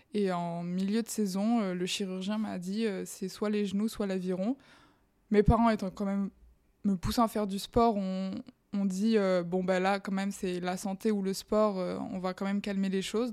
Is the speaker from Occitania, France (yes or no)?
no; Bayonne, Nouvelle-Aquitaine, France; moved away as an adult; now in Paris, France; Je viens du sud-ouest. Je suis de Bayonne à la base